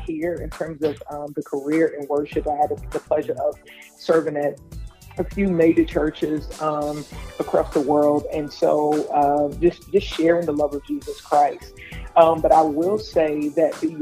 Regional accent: New York City, New York, United States; I'm originally from Brooklyn, New York.

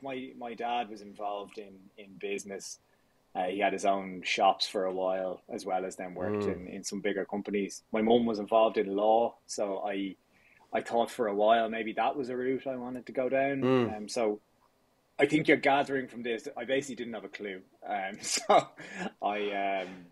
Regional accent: Dublin, Leinster, Ireland; I grew up out near Cabinteely there. Lived there all my younger years and went to school in Dublin, went to college in Dublin.

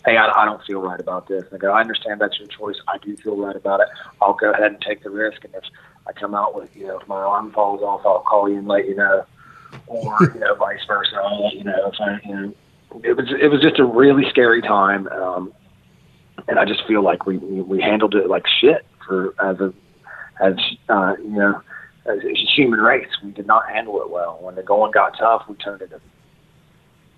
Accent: West Virginia, United States; being from West Virginia and being an American

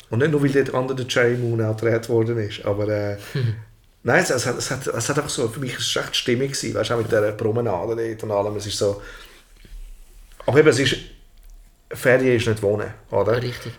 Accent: Zurich, Switzerland; moved away; also born or lived in Altstätten / California; ich bin eigentlich in Albisrieden aufgewachsen

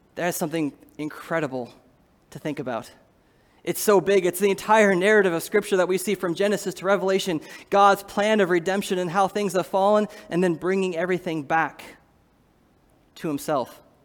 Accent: Iowa, United States; I'm from Iowa

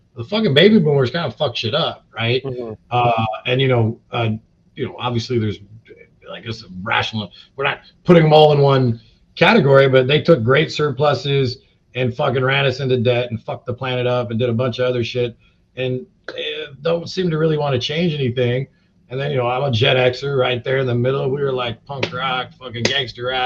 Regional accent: Long Beach, California, United States; I'm from Long Beach.

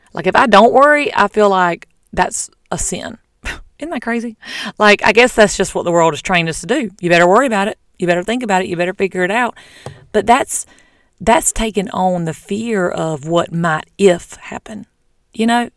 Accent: the South, United States; I'm from the South

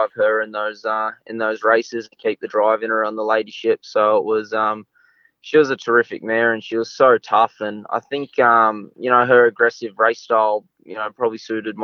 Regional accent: Logan Village, Queensland, Australia; also born or lived in Bathurst, New South Wales; now in Sydney, Australia; I was born in Bathurst, but we moved up to Queensland at quite a young age.

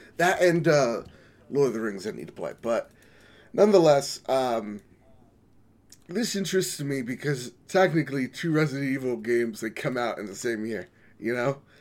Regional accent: United States; I'm an American

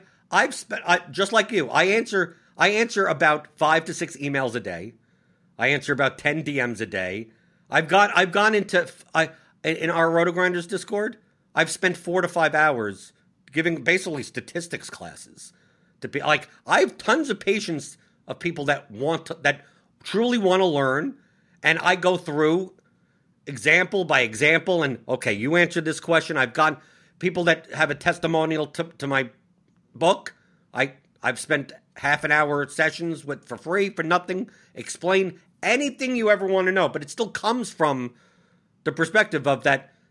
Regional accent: New York City, New York, United States; born or raised there

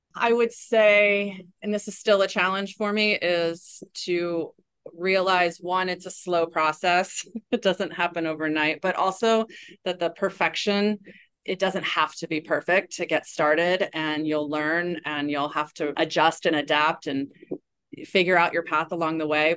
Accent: East Coast, United States; now in Waikiki, United States; I grew up on the East Coast

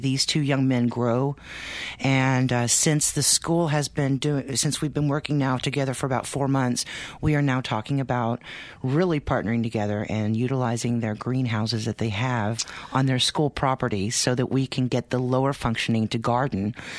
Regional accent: Texas, United States; now in Maine, United States; We're now living in Maine. We're from Texas.

